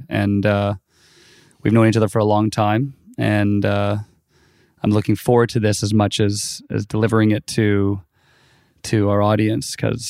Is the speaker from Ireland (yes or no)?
no; West Vancouver, British Columbia, Canada; now in Los Angeles, United States; You're living down here now, but we're both from Vancouver. {S1} Yep. {S2} Both from West Van.